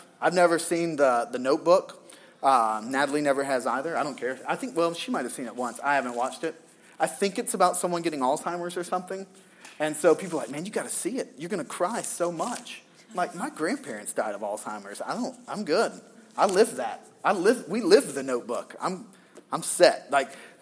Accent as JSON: {"language": "English", "region": "the South", "country": "United States", "tie": "born or raised there", "moved": "yes", "said": "I grew up in the South"}